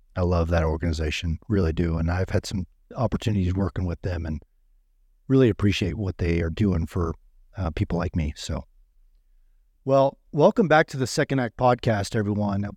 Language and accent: English; Midwest, United States; I grew up in the Midwest